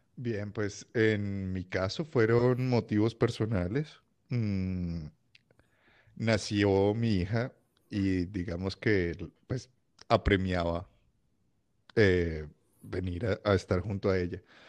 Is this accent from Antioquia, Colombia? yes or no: no; Cali, Valle del Cauca, Colombia; moved away as an adult; also born or lived in Bogotá; now in Switzerland; yo vengo de Cali. Eh, crecí, digamos, mi adolescencia y, y, demás en Bogotá, pero de Cali y Bogotá